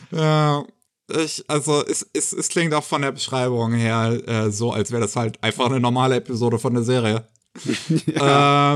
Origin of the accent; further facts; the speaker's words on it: Germany; bei uns in Deutschland